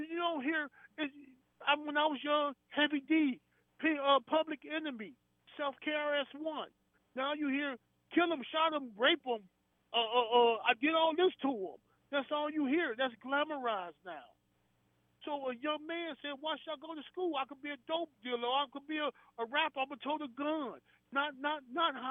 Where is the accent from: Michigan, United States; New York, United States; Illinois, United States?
Illinois, United States; Chicago; I'm from Chicago. South Chicago